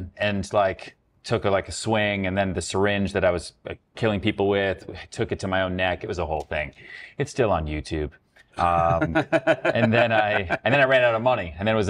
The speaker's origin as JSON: {"language": "English", "area": "outside Boston", "region": "Massachusetts", "country": "United States", "tie": "born or raised there", "also_born_or_lived": "Houston, Texas / Long Island, New York / upstate New York", "moved": "as an adult", "lives_now": "New York City, United States", "said": "I grew up a little bit in Long Island, and then basically grew up outside Boston."}